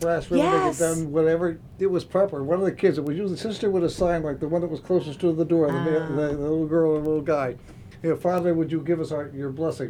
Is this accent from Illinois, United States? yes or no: no; Scranton, Pennsylvania, United States; It was the same thing with the altar boys where I grew up in Scranton.